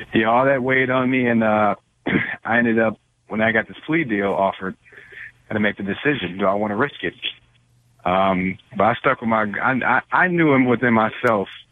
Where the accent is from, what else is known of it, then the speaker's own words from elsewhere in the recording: Detroit, Michigan, United States; I grew up in Detroit